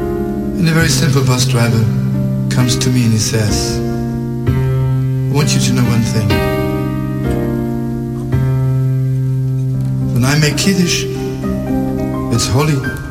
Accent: Lodz, Łódź Voivodeship, Poland; born there; I was born in Lodz. And when the Germans came to Lodz, I was 4 years old.

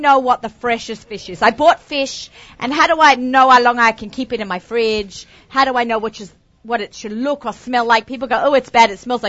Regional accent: Australia; moved away; I know, I'm Australian.

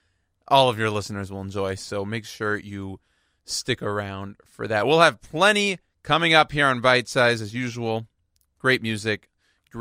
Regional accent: Houston, Texas, United States; now in New York, United States; my hometown, Houston, Texas.

